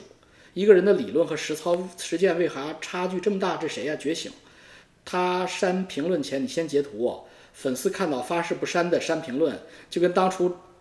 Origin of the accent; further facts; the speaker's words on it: China; 我我小时候在部队大院长大，六十五集团军，我爸是炮兵